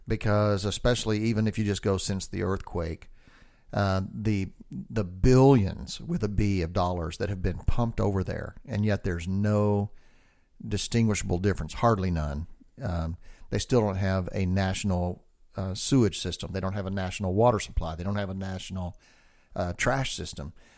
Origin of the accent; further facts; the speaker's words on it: United States; I'm an American